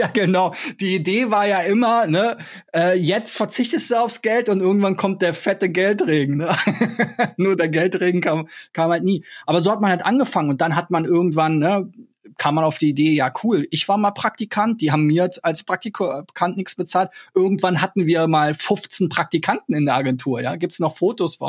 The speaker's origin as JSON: {"language": "German", "region": "Berlin", "country": "Germany", "tie": "born or raised there", "said": "ich bin ja in Berlin geboren, ich habe mich immer als Berliner bezeichnet"}